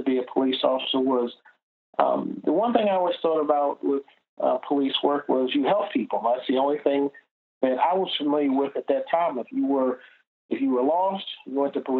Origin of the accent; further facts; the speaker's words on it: Washington, District of Columbia, United States; born and raised in Washington, D.C.